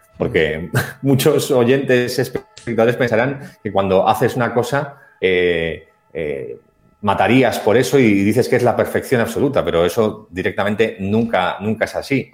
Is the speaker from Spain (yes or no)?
yes; Basque Country, Spain; somos los dos vascos